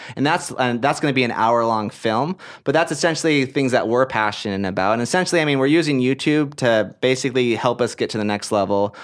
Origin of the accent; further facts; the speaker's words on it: Portland, Oregon, United States; moved away; also born or lived in Hawaii / Utah; I'm from Portland, Oregon. That's where I grew up. That's where I was raised.